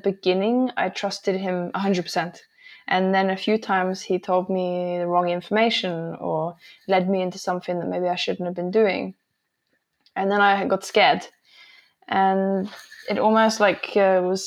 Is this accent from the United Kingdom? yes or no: yes; England, United Kingdom; moved away; I grew up in England